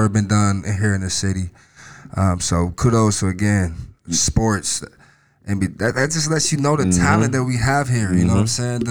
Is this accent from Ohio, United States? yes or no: yes; Cincinnati, Ohio, United States; I'm from Cincinnati